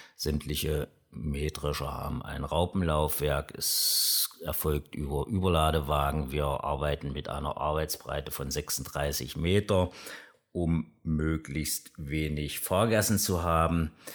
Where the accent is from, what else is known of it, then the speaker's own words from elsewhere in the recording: Aschersleben, Saxony-Anhalt, Germany; Ich komme aus Aschersleben, wie gesagt, der ältesten Stadt in Sachsen-Anhalt